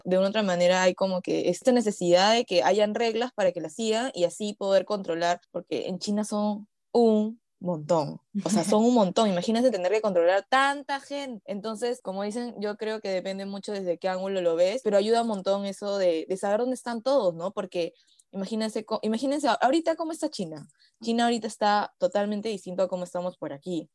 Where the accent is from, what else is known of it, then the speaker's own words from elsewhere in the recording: Peru; siendo peruanos